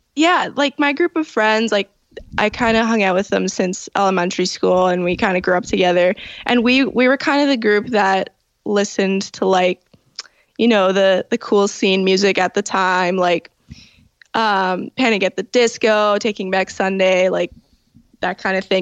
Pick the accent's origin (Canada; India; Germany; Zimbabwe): Canada; Toronto, Ontario; I was born in Toronto at you know Toronto General and I I grew up in the Italian area at St. Clair and Dufferin